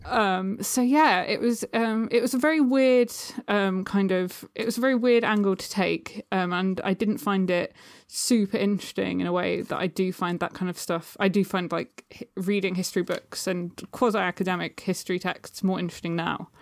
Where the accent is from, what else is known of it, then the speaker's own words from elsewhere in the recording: Suffolk, East of England, United Kingdom; now in London, United Kingdom; I'm from Suffolk, which is, like, a county in the U K